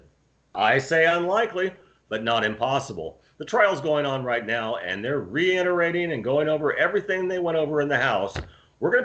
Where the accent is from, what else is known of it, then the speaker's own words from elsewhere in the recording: California, United States; now in Maryland, United States; I was born and raised in California, even though I've lived in Maryland for about 40 years for the most part